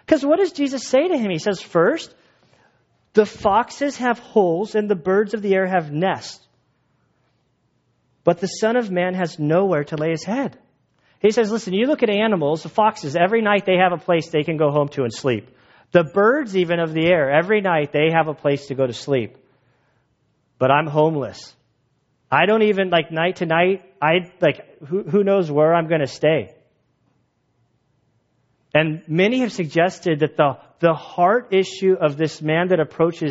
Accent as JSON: {"language": "English", "country": "United States", "said": "As an American Christian"}